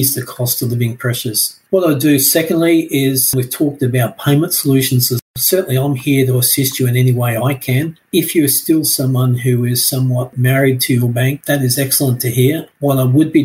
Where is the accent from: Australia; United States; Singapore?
Australia; being an Aussie